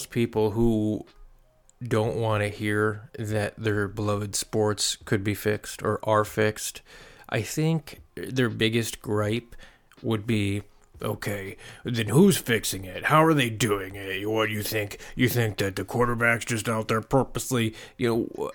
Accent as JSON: {"language": "English", "town": "Lombard", "region": "Illinois", "country": "United States", "said": "a lot easier to tell people you're from Chicago when you're from like Lombard"}